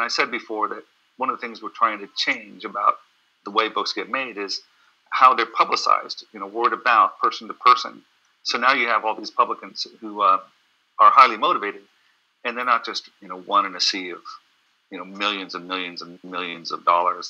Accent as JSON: {"language": "English", "region": "California", "country": "United States", "said": "You know, I come from Silicon Valley."}